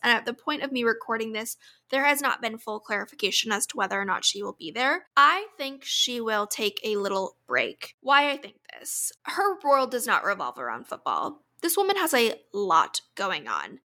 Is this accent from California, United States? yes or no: no; Orlando, Florida, United States; moved away; my hometown in Orlando